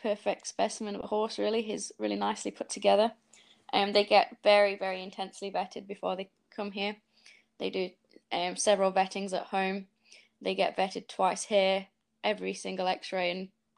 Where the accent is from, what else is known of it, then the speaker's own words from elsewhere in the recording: Yorkshire and the Humber, United Kingdom; moved away as an adult; now in New Zealand; I'm originally from Yorkshire, but for the last 5.5 years, I've been living in New Zealand